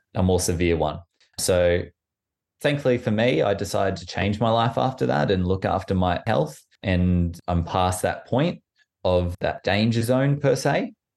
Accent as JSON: {"language": "English", "town": "Orange", "region": "New South Wales", "country": "Australia", "tie": "born or raised there", "also_born_or_lived": "Canberra", "moved": "as an adult", "lives_now": "London, United Kingdom", "said": "I was born in Canberra, moved to Orange when I was quite young, in New South Wales."}